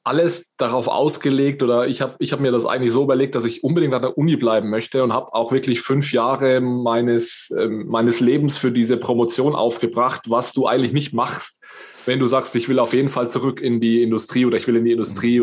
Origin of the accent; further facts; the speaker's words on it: northern Bavaria, Germany; ich komme so aus dem, aus dem Norden Bayerns